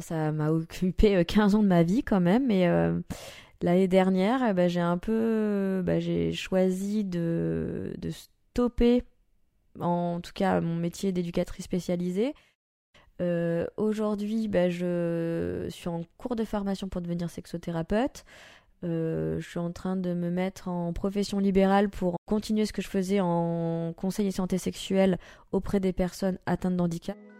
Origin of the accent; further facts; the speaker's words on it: Nice, Provence-Alpes-Côte d'Azur, France; moved away as an adult; now in Paris, France; J'ai quitté Nice parce que j'avais besoin de liberté. Je commençais à étouffer euh, chez moi